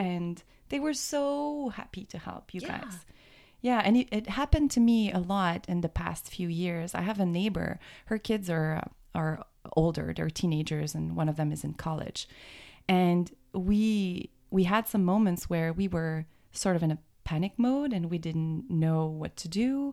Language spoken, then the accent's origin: English; Quebec, Canada; moved away as an adult; also born or lived in Boston area; now in Boston, United States; we're from canada we're from um, quebec that's where my accent comes from